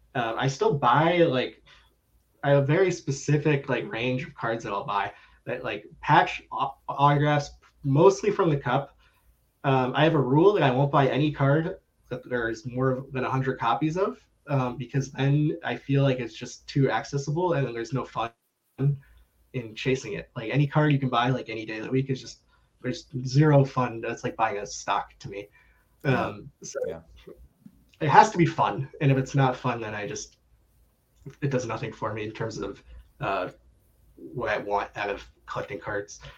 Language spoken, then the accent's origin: English; Coral Springs, Florida, United States; now in Chicago, United States; born in Chicago, but I actually spent most of my life in South Florida in a small city called Coral Springs